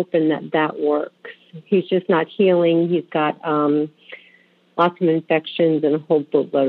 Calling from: Raleigh, North Carolina, United States; I'm calling from Raleigh, North Carolina, where the humidity just won't end.

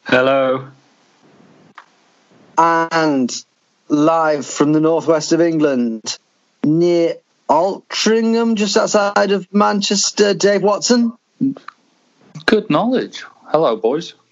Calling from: St. Lucia; I am recording from St. Lucia.

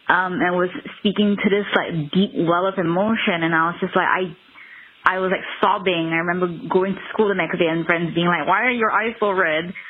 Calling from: Kuala Lumpur, Malaysia; I'm calling from Kuala Lumpur, Malaysia.

